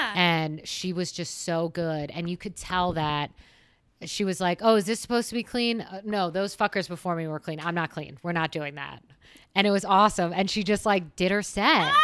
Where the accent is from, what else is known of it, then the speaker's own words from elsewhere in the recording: West Chester, Pennsylvania, United States; now in Phoenix, United States; I am originally from Westchester, Pennsylvania. That is on the eastern side of the state, so about thirty minutes west of Philadelphia